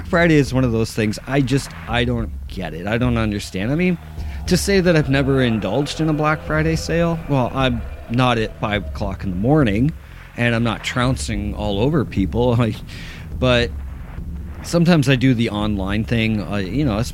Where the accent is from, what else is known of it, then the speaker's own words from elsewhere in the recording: Ontario, Canada; I'm Canadian